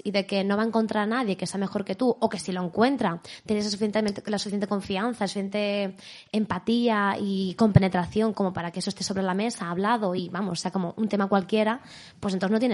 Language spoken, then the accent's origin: Spanish; Madrid, Community of Madrid, Spain; now in Madrid, Spain; Yo soy de Madrid. ¿De dónde? De, bueno, eh, me crecí en Vallecas hasta los 15 años más o menos y luego desde entonces vivo por el centro.